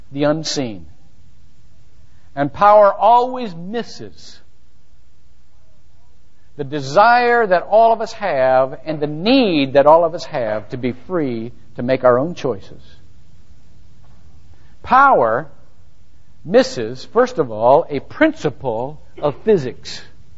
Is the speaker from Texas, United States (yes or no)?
no; Shelby, Ohio, United States; moved away; my hometown in Shelby, Ohio